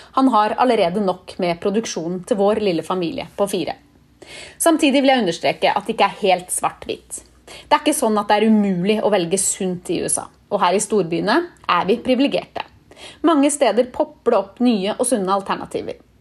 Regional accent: Norway; moved away as an adult; also born or lived in Barcelona, Spain; now in United States; vi nordmenn drasser med oss den matpakka overalt

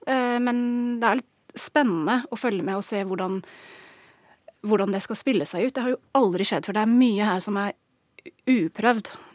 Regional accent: England, United Kingdom; Norwegian is a second language; moved away as an adult; now in Norway; Jeg er engelsk, har bodd i Norge i snart 15 år

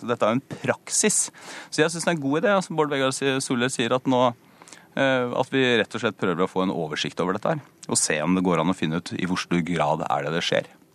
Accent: Porsgrunn, Telemark, Norway; en sykehusbarnehage f.eks., som jeg gikk hjemme i Porsgrunn

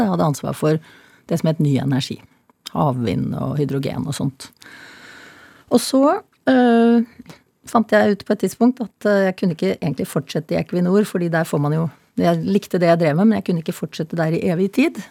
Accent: Norway; jeg meldte meg selvfølgelig som nordmann

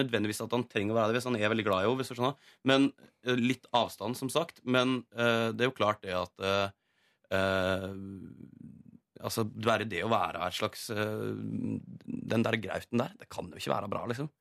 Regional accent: Norway; accent: inland dialect; jeg har sånn innenlandsdialekt

